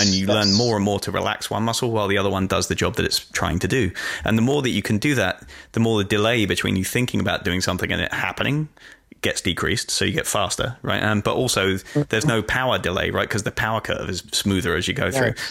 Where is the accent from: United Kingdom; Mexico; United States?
United Kingdom; accent: English; it comes with being British.